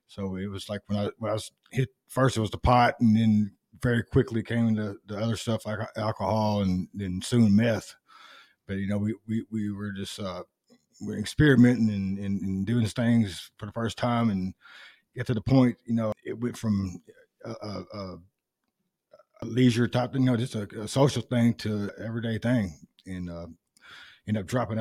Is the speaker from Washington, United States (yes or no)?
no; North Little Rock, Arkansas, United States; I was from Lakewood